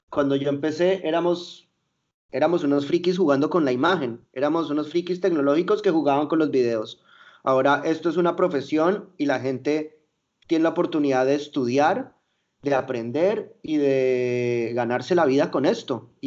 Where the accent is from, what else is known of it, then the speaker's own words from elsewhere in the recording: Mexico City, Mexico; yo viví mi, mi adolescencia en Ciudad de México